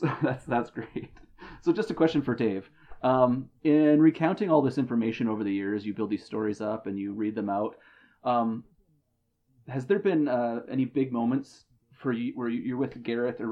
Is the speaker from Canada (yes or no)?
yes; Canada; I'm Canadian